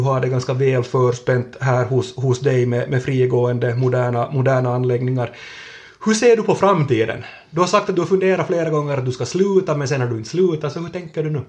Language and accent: Swedish; Kvevlax, Ostrobothnia, Finland; från min barndom i, i, i Kvävlax